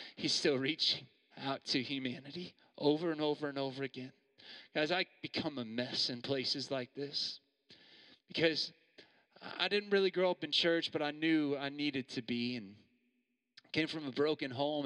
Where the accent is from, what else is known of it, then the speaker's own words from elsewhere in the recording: Missouri, United States; moved away as an adult; also born or lived in New York; now in Perth, Australia; I'm from Missouri